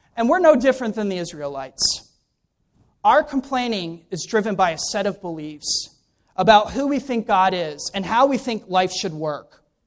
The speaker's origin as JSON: {"language": "English", "town": "Ellicott City", "region": "Maryland", "country": "United States", "also_born_or_lived": "Vienna, Austria", "moved": "yes", "said": "I'm originally from Ellicott City, Maryland"}